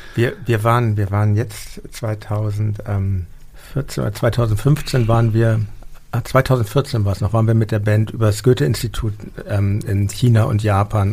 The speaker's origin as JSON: {"language": "German", "region": "Hamburg", "country": "Germany", "tie": "born or raised there", "said": "in meiner Heimatstadt Hamburg"}